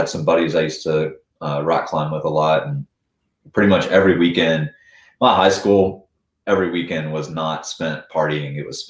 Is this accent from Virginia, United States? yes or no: yes; Roanoke, Virginia, United States; born or raised there; moved away as an adult; also born or lived in Asheville, North Carolina; now in Tennessee, United States